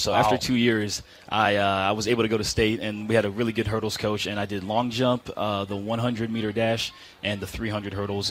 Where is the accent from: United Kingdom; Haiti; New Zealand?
Haiti; I'm from Haiti.